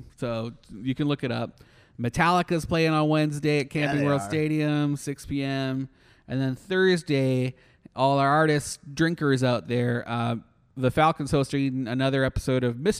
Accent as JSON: {"language": "English", "country": "Canada", "moved": "yes", "lives_now": "Orlando, United States", "said": "as a Canadian, I'm used to like house concerts."}